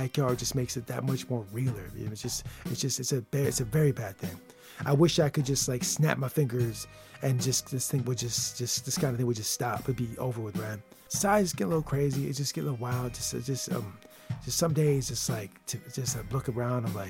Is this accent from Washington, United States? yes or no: no; Michigan, United States; I'm from the state of Michigan